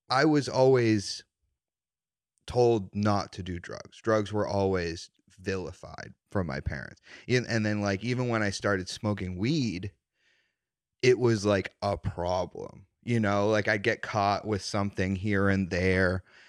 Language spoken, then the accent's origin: English; Wilmington, Massachusetts, United States; Wilmington, Mass.